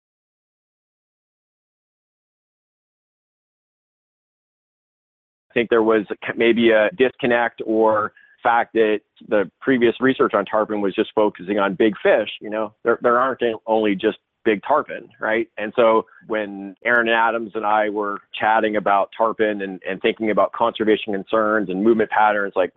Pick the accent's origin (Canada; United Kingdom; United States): Canada; Toronto, Ontario; moved away as an adult; also born or lived in Alberta / Turks and Caicos Islands; I grew up in Toronto